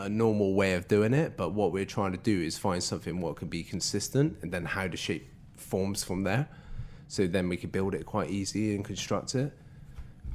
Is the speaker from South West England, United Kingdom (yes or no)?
yes; Bristol, South West England, United Kingdom; We're from Bristol